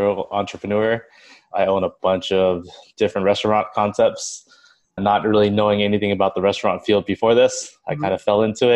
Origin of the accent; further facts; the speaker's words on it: Orange County, California, United States; I was born in Orange County in 1984